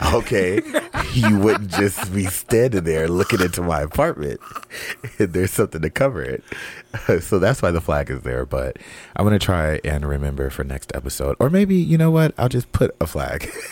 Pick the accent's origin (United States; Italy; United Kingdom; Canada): United States; West Coast; I'm from the West Coast